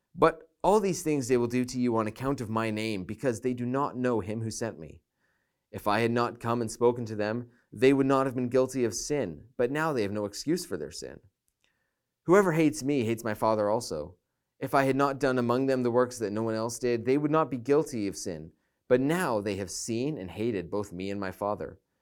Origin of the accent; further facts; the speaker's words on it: Canada; speaking as a Canadian